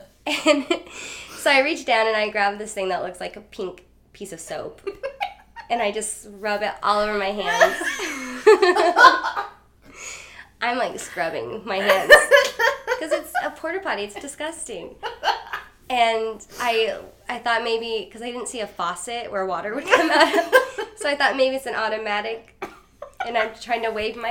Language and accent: English; North Platte, Nebraska, United States; I'm from Nebraska, and from Western Nebraska in a place called North Platte